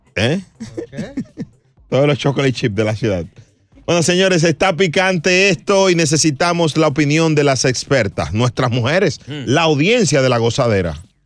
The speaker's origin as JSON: {"language": "Spanish", "country": "Puerto Rico", "said": "Yo soy boricua"}